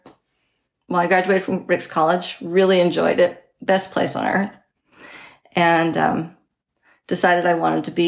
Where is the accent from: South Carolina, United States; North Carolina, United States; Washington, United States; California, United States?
Washington, United States; Selah; I grew up in Selah, Washington. It's just outside Yakima